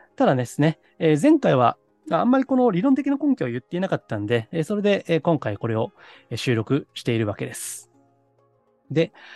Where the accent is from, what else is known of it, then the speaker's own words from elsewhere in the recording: Osaka, Japan; moved away; 実家、私は大阪なんですけどね